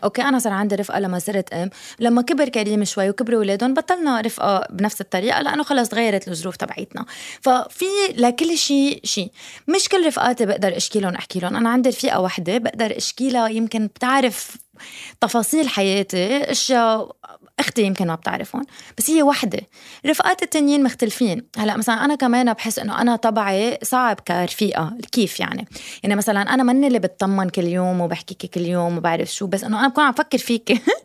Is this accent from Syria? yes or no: no; Lebanon; moved away; also born or lived in United States; ربيت بلبنان بعدين سافرت على امريكا بعدين رجعت على لبنان